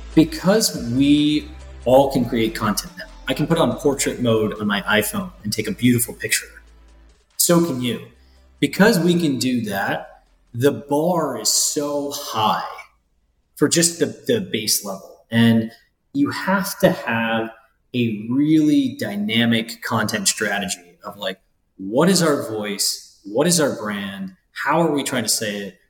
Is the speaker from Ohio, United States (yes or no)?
yes; Ohio, United States; moved away; I grew up in Ohio